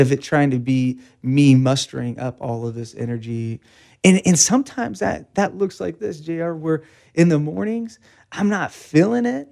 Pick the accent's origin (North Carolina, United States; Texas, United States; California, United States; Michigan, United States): California, United States; Bakersfield; Born and raised in Bakersfield, uh, nineteen eighty-three, um, and then went to the Bakersfield High School